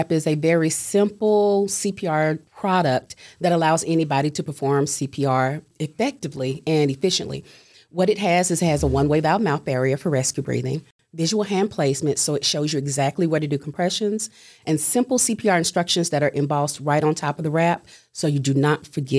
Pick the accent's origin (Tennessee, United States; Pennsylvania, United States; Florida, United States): Tennessee, United States; Chattanooga; Grew up here all my life.